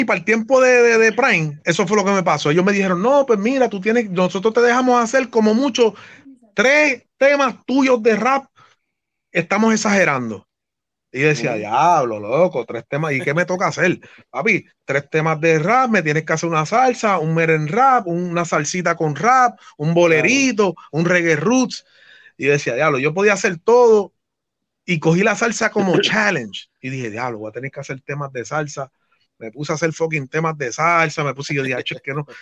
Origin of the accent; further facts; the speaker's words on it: New York City, New York, United States; moved away; also born or lived in Brooklyn / Trujillo Alto, Puerto Rico; yo soy de Nueva York, sabe que yo soy de New York City